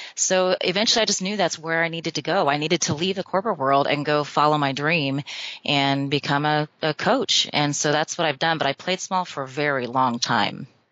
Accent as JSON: {"language": "English", "town": "Albuquerque", "region": "New Mexico", "country": "United States", "tie": "born or raised there", "said": "I'm from New Mexico. I grew up in Albuquerque"}